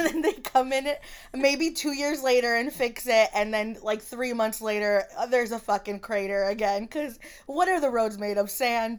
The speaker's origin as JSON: {"language": "English", "region": "Florida", "country": "United States", "said": "So I'm from Florida, warm for me is hot."}